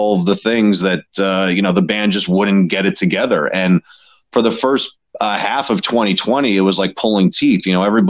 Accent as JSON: {"language": "English", "town": "New York City", "region": "New York", "country": "United States", "said": "I'm from Queens, and that was kind of like our hometown spot"}